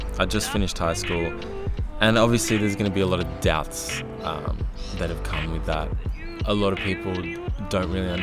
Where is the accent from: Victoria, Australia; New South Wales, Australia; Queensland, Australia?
Victoria, Australia; Melbourne; I'm a kid from Melbourne at the moment, Australia